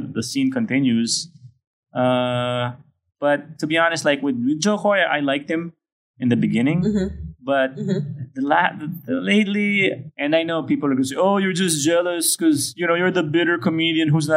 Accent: Pampanga, Central Luzon, Philippines; now in Manila, Philippines; I'm from the Philippines

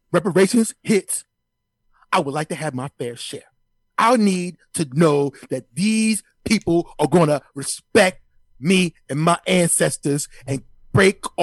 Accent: United States; Now, I'm American. I love the flag. I have one in front of my house hanging up right now.

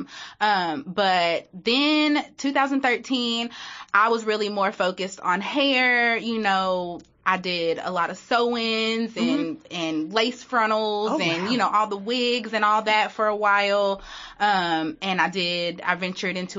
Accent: Danville, Kentucky, United States; accent: country; I'm from Danville, Kentucky. Little bitty Danville

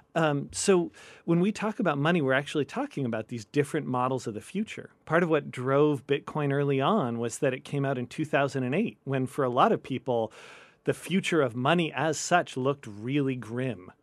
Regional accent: Bay Area, California, United States; I grew up in the Bay Area.

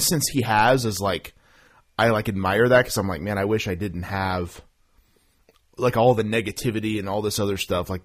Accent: Oklahoma, United States; I'm from Oklahoma

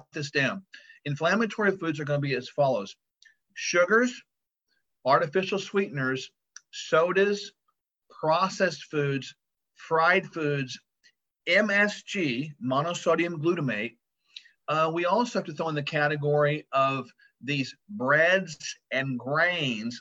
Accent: Tulsa, Oklahoma, United States; I was born in Tulsa, Oklahoma.

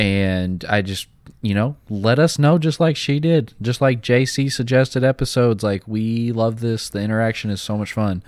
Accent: the South, United States; I'm from the South

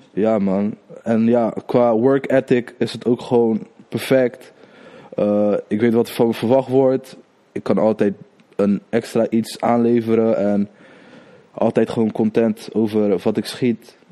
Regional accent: Rotterdam, South Holland, Netherlands; Ik kom uit Krooswijk. Krooswijk, Rotterdam

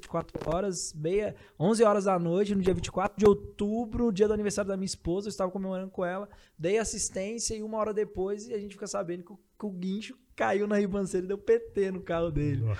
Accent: São Paulo, Brazil; Eu vim de São Paulo, acostumado com a agitação, aquela loucura.

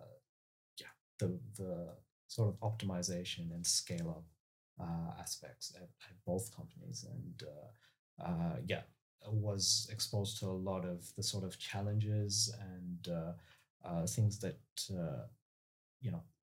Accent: Melbourne, Victoria, Australia; moved away as an adult; also born or lived in United States; I grew up in Melbourne, so in the southeast suburbs. Since I was one, I've lived there.

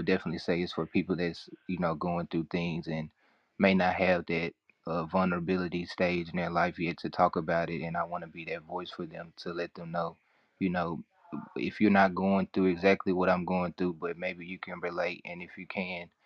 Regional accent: Memphis, Tennessee, United States; I'm from Memphis, Tennessee, artist, songwriter, poet.

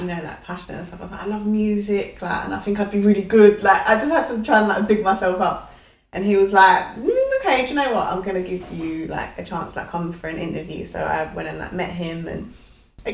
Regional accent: Essex, East of England, United Kingdom; I'm from Essex

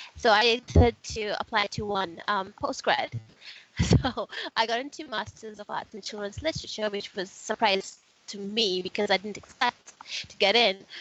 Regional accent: Fiji; I grew up in Fiji and it's uh, Fiji is super multicultural.

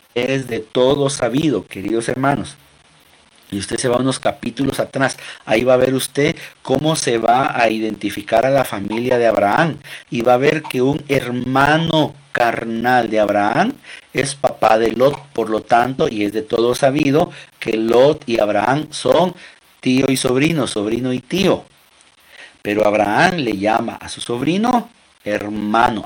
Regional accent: Guatemala; Nuestra mm, cultura guatemalteca, que es de donde yo soy, yo soy de Guatemala

